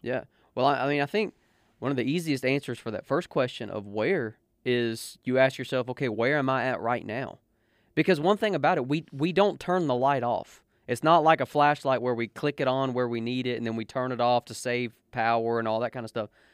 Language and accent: English; United States; I represent the United States of America because I am an American